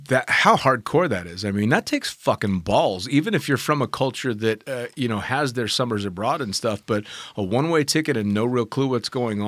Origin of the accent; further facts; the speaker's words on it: California, United States; moved away; Well, I was from California